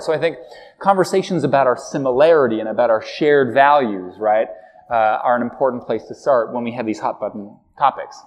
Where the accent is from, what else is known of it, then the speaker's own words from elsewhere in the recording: Halifax, Nova Scotia, Canada; as a kid, we went down there and we drove from from Halifax, Nova Scotia